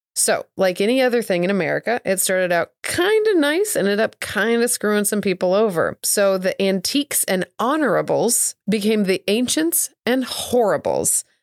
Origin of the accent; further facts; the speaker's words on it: Southeast Missouri, United States; as a child growing up in Southeast Missouri.